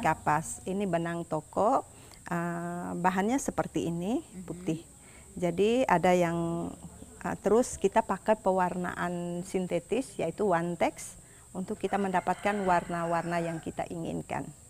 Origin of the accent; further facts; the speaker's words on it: East Sumba, East Nusa Tenggara, Indonesia; kami orang Sumba